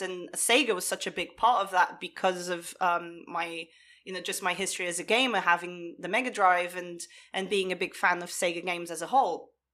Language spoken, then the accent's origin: English; Portugal; moved away; I grew up in Portugal